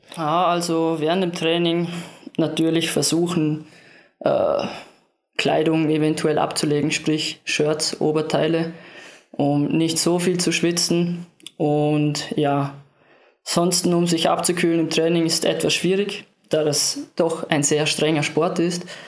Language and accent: German; Lustenau, Vorarlberg, Austria; im Verein, in meinem Heimatort in Lustenau